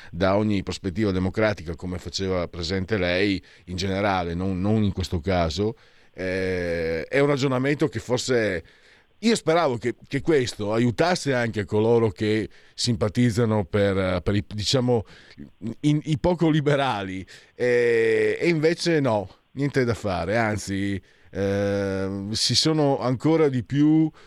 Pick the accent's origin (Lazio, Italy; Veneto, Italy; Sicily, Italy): Veneto, Italy; e io vengo dal Veneto, Friuli, abbiamo questo modo di parlare.